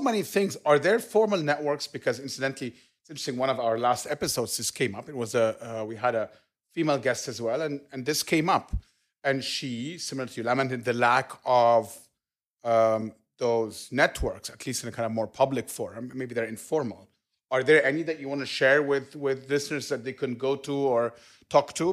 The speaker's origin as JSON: {"language": "English", "town": "Cairo", "region": "Cairo Governorate", "country": "Egypt", "tie": "born or raised there", "moved": "yes", "said": "I grew up in Cairo all, all my life"}